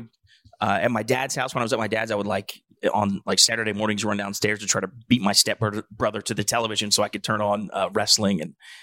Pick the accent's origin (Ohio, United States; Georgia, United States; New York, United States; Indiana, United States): Ohio, United States; Hamilton; My hometown is Hamilton, Ohio.